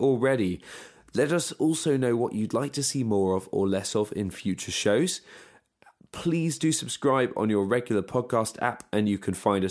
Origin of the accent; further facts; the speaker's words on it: United Kingdom; we're British